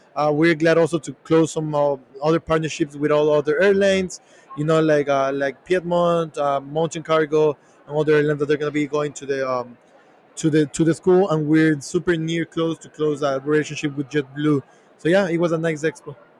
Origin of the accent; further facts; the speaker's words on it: Ecuador; moved away as an adult; now in United States; we're from Ecuador